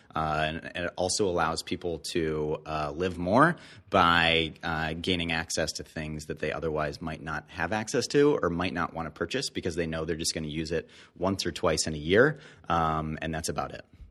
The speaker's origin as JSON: {"language": "English", "town": "Detroit", "region": "Michigan", "country": "United States", "tie": "born or raised there", "also_born_or_lived": "Canada", "moved": "yes"}